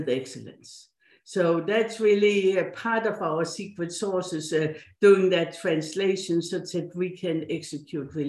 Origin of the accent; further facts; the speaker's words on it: Odense, Southern Denmark, Denmark; English is a second language; moved away as an adult; also born or lived in Silicon Valley, United States / East Coast, United States; now in United States; I was born and grew up in Denmark, in the town of Hans Christian Andersen, the fairy tale author